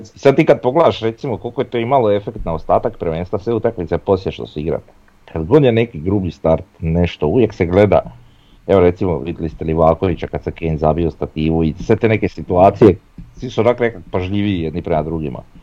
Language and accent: Croatian; Croatia; ja sam Hrvat